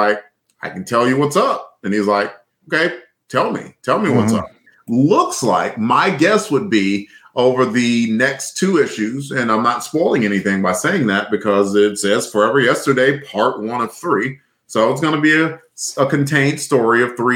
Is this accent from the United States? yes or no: yes; Alabama, United States; I'm from Alabama